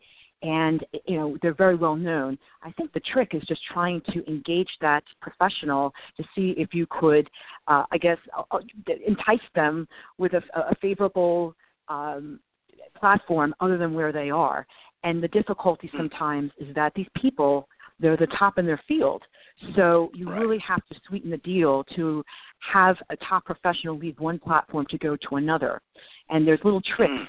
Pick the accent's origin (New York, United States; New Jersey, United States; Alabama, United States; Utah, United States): New Jersey, United States; I grew up in New Jersey